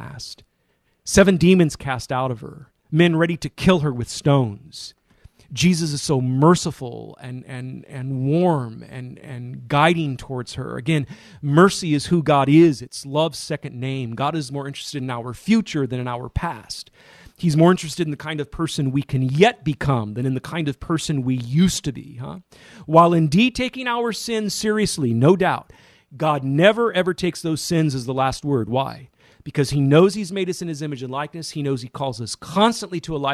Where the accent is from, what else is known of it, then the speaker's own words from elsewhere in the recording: Modesto, California, United States; my hometown of Modesto, California